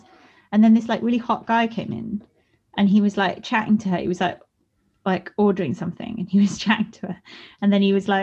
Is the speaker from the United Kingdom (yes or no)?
yes; England, United Kingdom; accent: English and posh; now in Brighton, United Kingdom; I just sound too English and posh